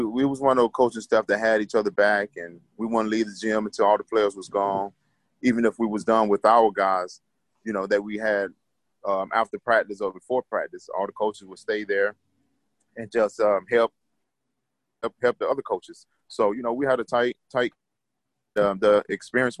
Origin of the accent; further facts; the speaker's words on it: Atlanta, Georgia, United States; moved away; also born or lived in Hawaii; I'm from Atlanta